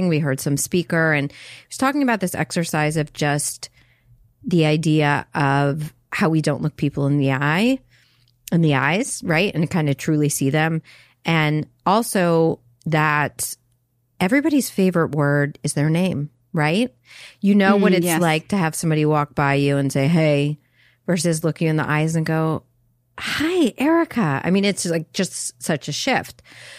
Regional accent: North Carolina, United States; Yeah, I'm a dude from North Carolina.

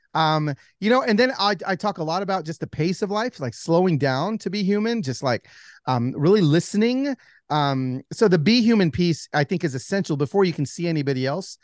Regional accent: Pico Rivera, California, United States; I was born in East L A, in Pico Rivera

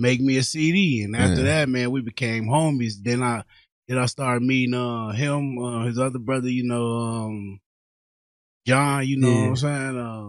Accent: Rockford, Illinois, United States; I'm from Rockford, you know. I grew up, born and raised here

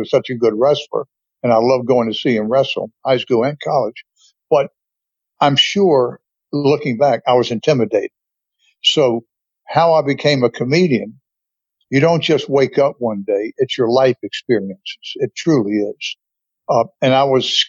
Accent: North Carolina, United States; moved away as an adult; also born or lived in Atlanta, Georgia; I grew up in a part of the country, the South, North Carolina

